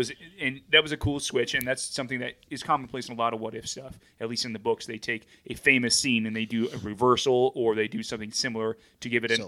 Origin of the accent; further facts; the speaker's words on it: Michigan, United States; now in Maryland, United States; growing up in Michigan